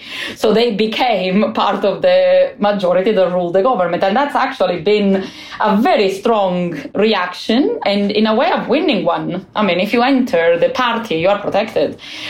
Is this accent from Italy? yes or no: yes; Calabria, Italy; moved away; I come from Calabria. I come from a mafia region. I study this because of where I'm from.